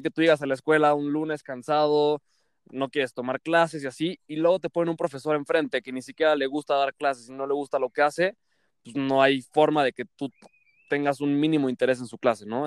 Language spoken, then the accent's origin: Spanish; Mexico City, Mexico; soy de la Ciudad de México